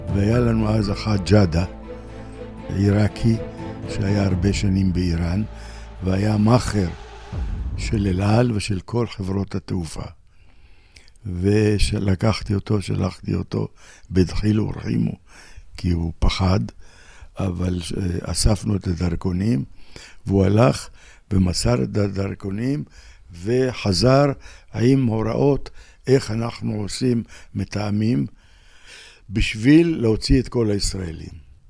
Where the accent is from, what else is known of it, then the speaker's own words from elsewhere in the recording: Tiberias, Northern District, Israel; אני טבריאני, משפחה טבריאנית